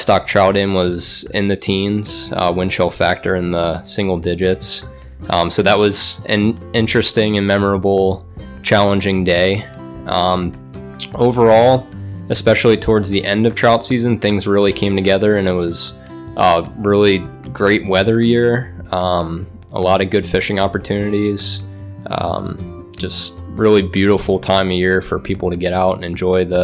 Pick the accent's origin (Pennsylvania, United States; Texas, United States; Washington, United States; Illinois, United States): Pennsylvania, United States; Bucks County; now in Tunkhannock, United States; I'm from Tunkhannock, originally from Bucks County, closer to the Philadelphia area. I've been here since 2019